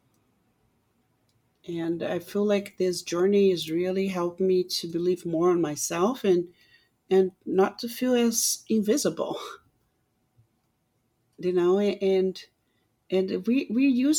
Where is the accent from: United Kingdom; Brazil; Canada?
Brazil; now in United States; I was so lucky that I met my husband a few months I got in the United States. And even being like an American, he's so supportive of everything and so respectful of myself being Brazilian, you know?